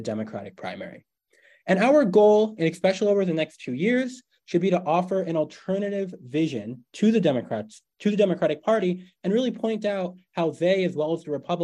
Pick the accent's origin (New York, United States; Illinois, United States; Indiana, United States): New York, United States; my home state of New York